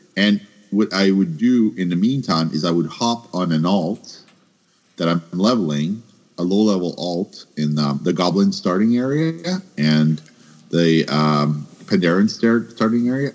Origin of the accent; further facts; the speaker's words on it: Canada; I'm Canadian